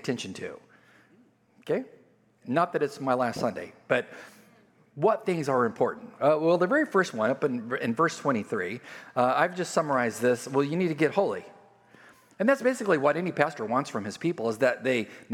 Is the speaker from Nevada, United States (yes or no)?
no; California, United States; moved away; California, I grew up on the border